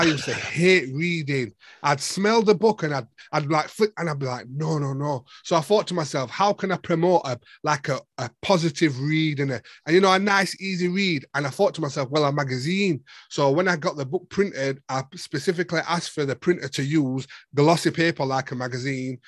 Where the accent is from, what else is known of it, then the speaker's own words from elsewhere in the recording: Sheffield, Yorkshire and the Humber, United Kingdom; I'm from Sheffield